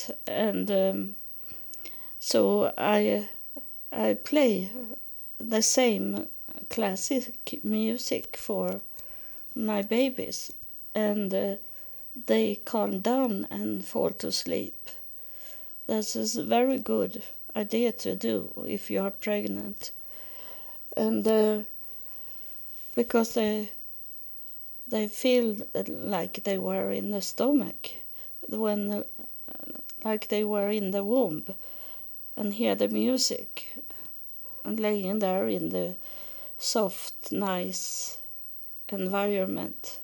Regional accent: Sweden; I was born in December 9, so it was very cold. In that time, it was colder in Sweden

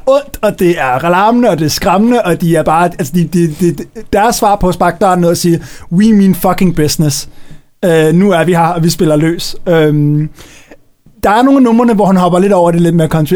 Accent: Copenhagen, Capital Region of Denmark, Denmark; hjemme på mit, øh, på mit øh, gamle børneværelse hjemme på Østerbro

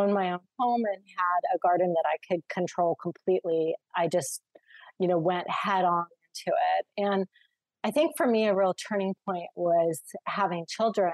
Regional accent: Redondo Beach, California, United States; growing up in the Los Angeles area, in the coastal areas of Redondo Beach

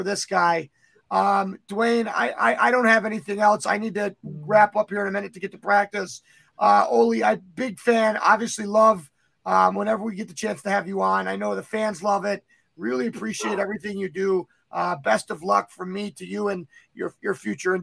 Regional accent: United States; just being American

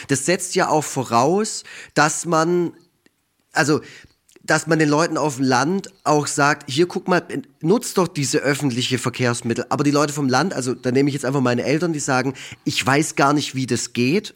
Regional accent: Wildberg, Baden-Württemberg, Germany; Ich komme aus Effringen, da wohnen 1500 Menschen. Das ist ein kleines Dorf, eingemeindet äh, zu Wildberg

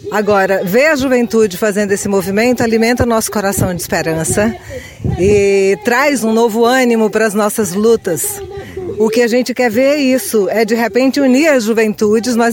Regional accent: Xapuri, Acre, Brazil; Então, eu sou … sou de Chapuri, Acre, estou na comitiva da Aliança das Amazônias pelo Comitê Chico Mendes.

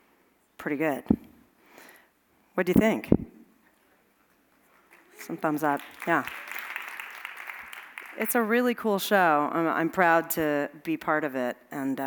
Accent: Los Angeles, California, United States; I grew up in Los Angeles

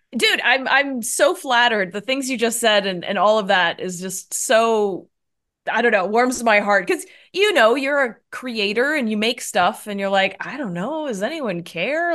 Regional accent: Canada; moved away as an adult; also born or lived in Toronto / New York / Los Angeles; now in San Francisco, United States; Yeah, so I'm a Canadian, so I grew up in Canada, but now I'm in the U S and I'm up here in San Francisco

